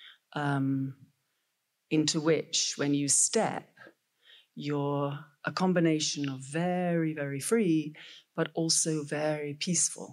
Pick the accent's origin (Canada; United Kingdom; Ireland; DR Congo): United Kingdom; Scotland; being a Scot